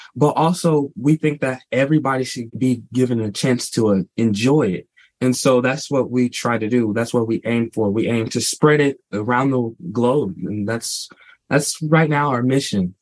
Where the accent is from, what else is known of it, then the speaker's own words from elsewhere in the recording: St. Louis, Missouri, United States; we were born and raised in St. Louis, Missouri, same house all of our lives